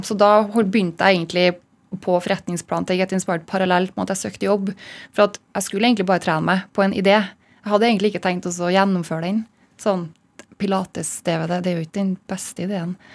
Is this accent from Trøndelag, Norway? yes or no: yes; Malvik, Trøndelag, Norway; naboen min i Malvik, der jeg kommer fra